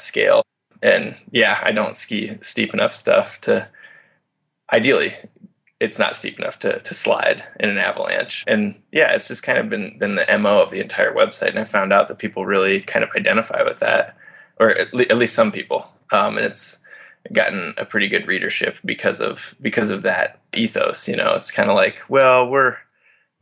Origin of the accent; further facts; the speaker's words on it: Iowa, United States; moved away as an adult; also born or lived in Montana; now in Denver, United States; I grew up in Iowa